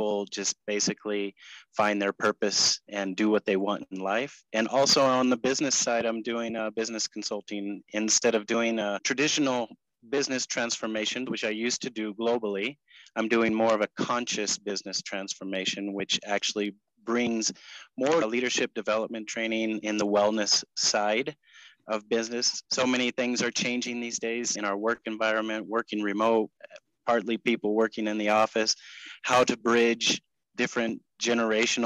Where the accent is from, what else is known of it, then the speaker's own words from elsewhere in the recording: Clovis, California, United States; moved away as an adult; now in Colombia; little small town called Clovis, not so small anymore. But yeah, I grew up there